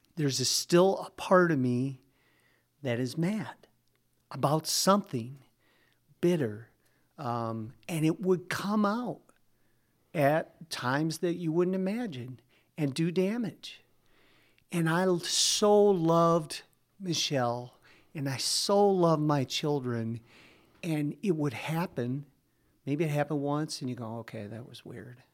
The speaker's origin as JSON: {"language": "English", "town": "Norway", "region": "Michigan", "country": "United States", "tie": "born or raised there", "also_born_or_lived": "Minneapolis, Minnesota", "said": "in a town called Norway is where I grew up, went to high school"}